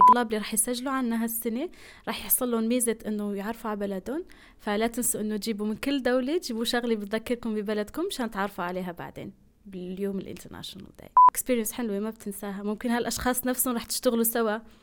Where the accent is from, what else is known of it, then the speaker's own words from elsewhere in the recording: Algeria; moved away as an adult; now in Turkey; جزائرية الجنسية مقيمة في تركيا من آه، سبع سنين تقريبا